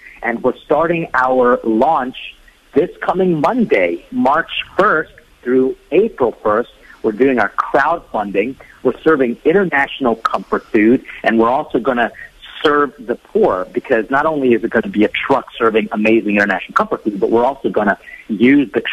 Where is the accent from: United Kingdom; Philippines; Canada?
Philippines; being Filipino